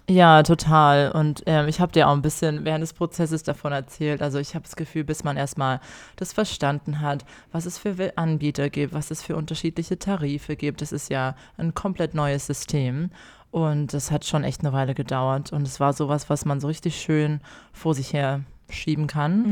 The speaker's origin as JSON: {"language": "German", "country": "Germany", "moved": "yes", "lives_now": "Australia", "said": "ich als Deutsche"}